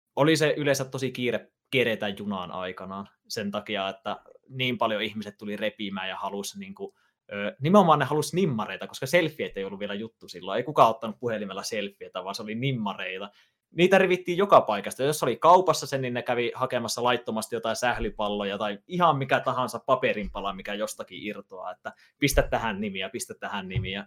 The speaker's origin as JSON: {"language": "Finnish", "town": "Ylivieska", "region": "North Ostrobothnia", "country": "Finland", "said": "mä oon Ylivieskasta, Pohjois-Pohjanmaalta kotosi"}